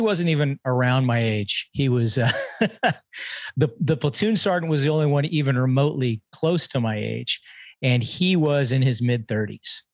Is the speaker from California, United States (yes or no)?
yes; Tehachapi, California, United States; also born or lived in Redondo Beach, California; spent my formative years in a really, uh, small town called Tehachapi, California